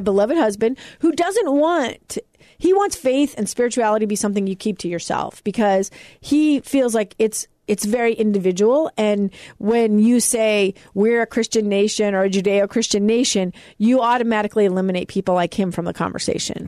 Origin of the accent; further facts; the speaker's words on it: United States; I was lucky enough to be born here.